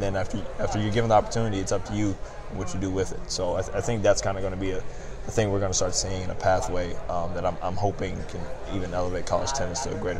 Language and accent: English; Atlanta, Georgia, United States; I'm from Atlanta.